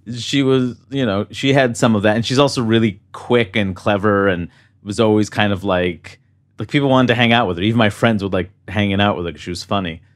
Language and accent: English; New York City, New York, United States; growing up in New York City in Queens